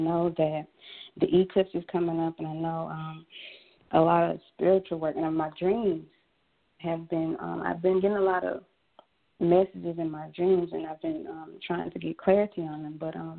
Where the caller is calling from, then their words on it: Jackson, Mississippi, United States; I'm calling from Mississippi.